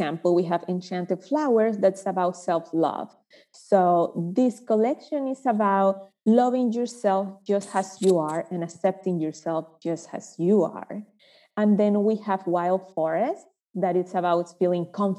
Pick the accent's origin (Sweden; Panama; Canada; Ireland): Panama; moved away as an adult; now in United States; I was raised in Panama, running around trees, playing with woods, with flowers, with rocks